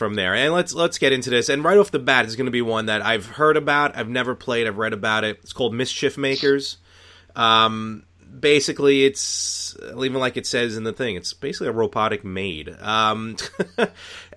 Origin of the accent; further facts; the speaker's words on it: New York City, New York, United States; growing up in Brooklyn